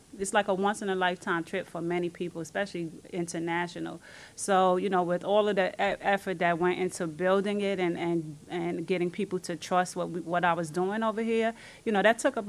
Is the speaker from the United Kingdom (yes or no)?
no; New York City, New York, United States; being born and raised in the Bronx